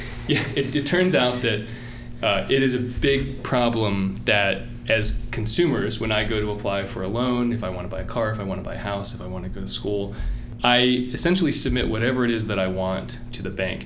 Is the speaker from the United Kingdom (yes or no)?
no; Virginia, United States; moved away; Virginia in the kind of a combination of Richmond and Appalachia